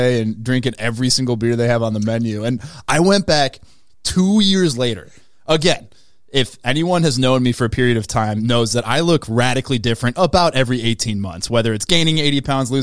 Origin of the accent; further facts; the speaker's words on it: Minneapolis, Minnesota, United States; moved away as an adult; also born or lived in Chicago; I was actually planning on moving back to Minneapolis